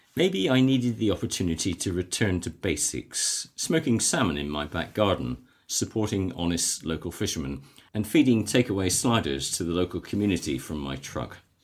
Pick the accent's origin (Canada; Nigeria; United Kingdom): United Kingdom; West Bay, South West England; I'm a West Dorset boy, born and bred in West Bay